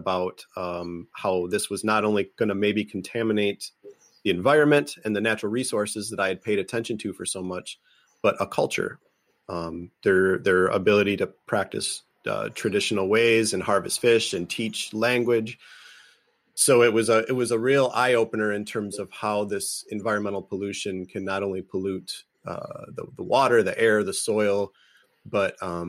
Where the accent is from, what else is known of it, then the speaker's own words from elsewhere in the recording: Michigan, United States; also born or lived in Sault Ste. Marie, Michigan; I grew up in Michigan